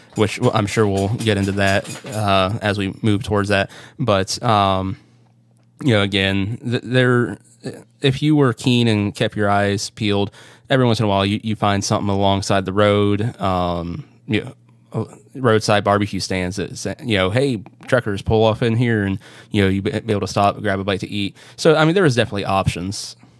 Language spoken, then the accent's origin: English; Northwest Pennsylvania, United States; my hometown here in P A, which is like I said, Northwest P